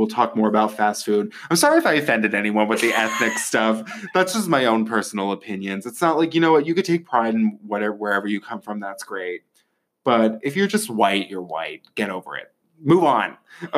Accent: Northeast Ohio, United States; born or raised there

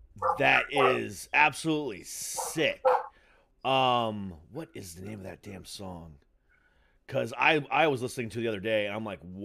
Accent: Orlando, Florida, United States; also born or lived in Ohio; pretty much growing up in Florida. I was originally from Ohio, which is the much better Midwestern state.

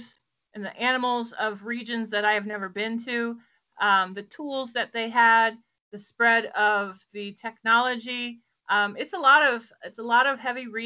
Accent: Virginia, United States; I am from Virginia, about 40 miles from DC, Washington, DC

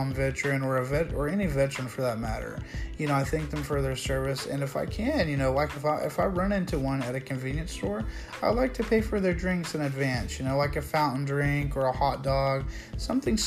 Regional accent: United States; proud to be an American

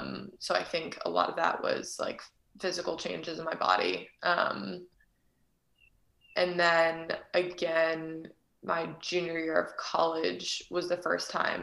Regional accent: Fair Haven, New Jersey, United States; moved away as an adult; also born or lived in Durham, North Carolina / Prague, Czech Republic; I grew up in Fairhaven, New Jersey, right next to you in Rumson

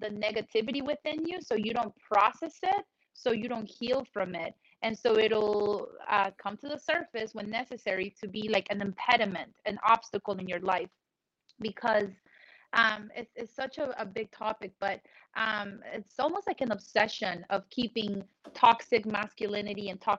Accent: Colombia; moved away; when I was in Colombia, I grew up in South America

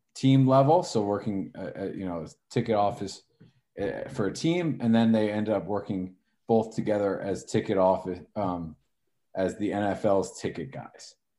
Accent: Northern New Jersey, United States; I'm from Northern Jersey

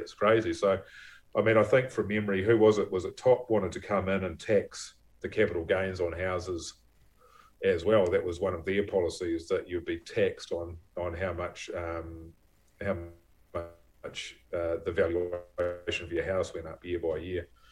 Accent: Levin, Manawatū-Whanganui, New Zealand; also born or lived in Wellington; now in Waiheke Island, New Zealand; I grew up in Levin

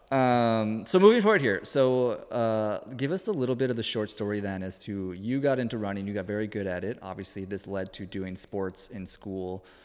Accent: Minnesota, United States; now in Austin, United States; growing up in Minnesota

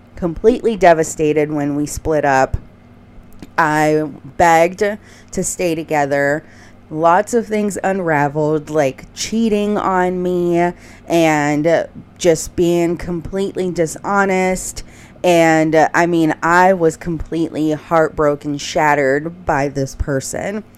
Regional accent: Houston, Texas, United States; moved away; I was back in my hometown in Houston

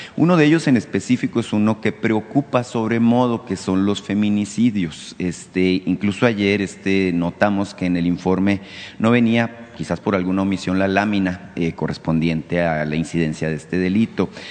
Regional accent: Mexico; como mexicanos

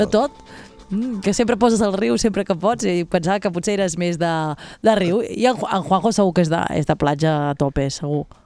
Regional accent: Alt Empordà, Catalonia, Spain; jo que sóc de l'Alt Empordà

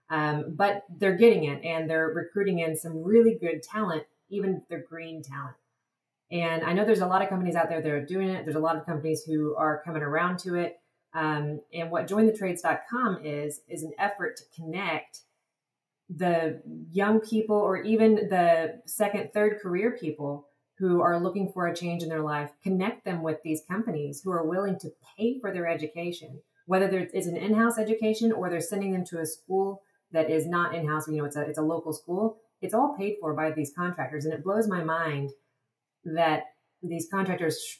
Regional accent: Texas, United States; also born or lived in Madagascar; I'm originally from Texas

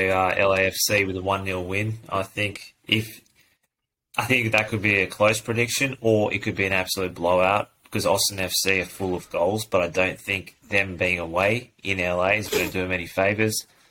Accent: Sydney, New South Wales, Australia; I'm born in Sydney

